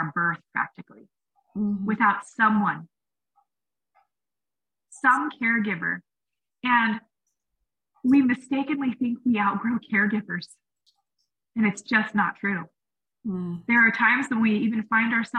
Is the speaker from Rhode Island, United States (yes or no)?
no; Washington, United States; I grew up in Washington State